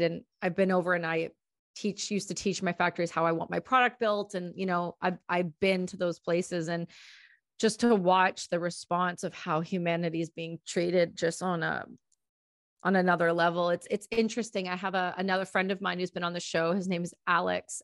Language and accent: English; Ontario, Canada; I'm from Ontario, where not too far from where you guys actually are